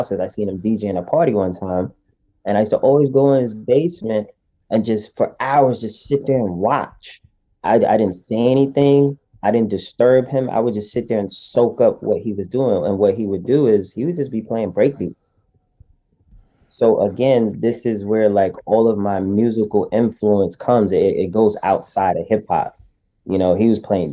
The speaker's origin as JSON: {"language": "English", "town": "New York City", "region": "New York", "country": "United States", "tie": "born or raised there", "said": "I was born and raised in Brooklyn"}